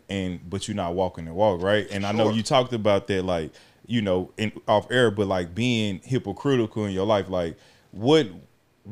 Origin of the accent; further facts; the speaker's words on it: Texas, United States; also born or lived in Alabama; growing up in Texas, as a youngster coming from Alabama